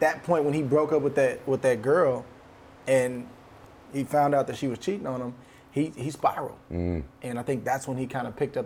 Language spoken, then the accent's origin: English; Hayward, California, United States; also born or lived in Oakland, California; I'm from the San Francisco Bay Area. Grew up a little bit, maybe 15, 20 minutes outside of San Francisco in a city called Hayward